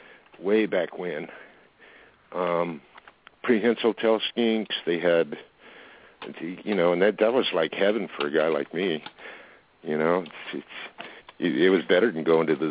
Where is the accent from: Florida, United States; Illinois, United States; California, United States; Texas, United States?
California, United States; Fountain Valley; moved away; I grew up in Fountain Valley